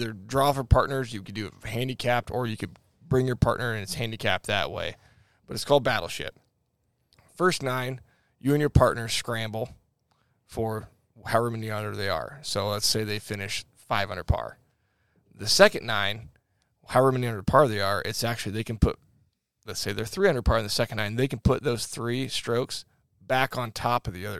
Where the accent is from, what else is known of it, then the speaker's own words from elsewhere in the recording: United States; I'm an American